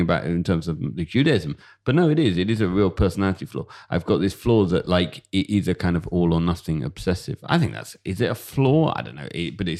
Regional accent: London, United Kingdom; I grew up in London, and I was, you know, the truth is, I wasn't like, it wasn't the most secular upbringing. You know, we did go to synagogue

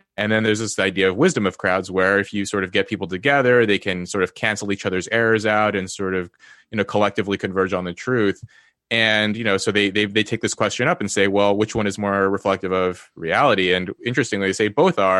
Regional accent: Los Angeles, California, United States; also born or lived in Yale; now in Cambridge, United Kingdom; I was born into poverty in Los Angeles.

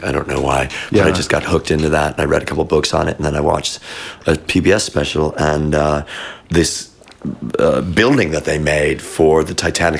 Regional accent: Chicago, Illinois, United States; moved away; growing up in Chicago and being a Jew in Chicago

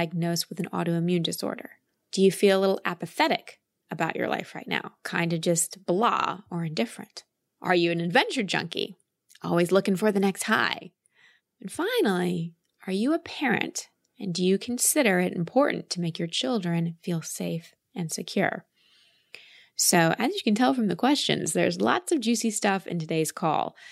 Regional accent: Dallas, Texas, United States; also born or lived in Milwaukee, Wisconsin; I was born in Milwaukee. We moved to Dallas when I was 1.5 or 2 when we moved to Dallas, and I'm really proud that I grew up in Texas

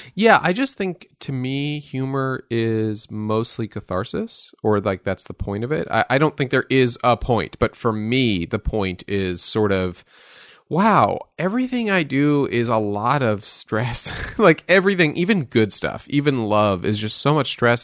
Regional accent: Westchester, New York, United States; I grew up in Westchester, New York

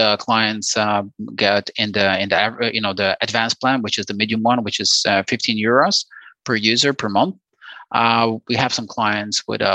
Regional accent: Poland; We are from Poland

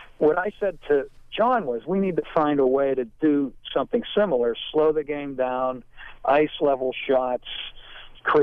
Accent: Pittsburgh, Pennsylvania, United States; I grew up in Pittsburgh

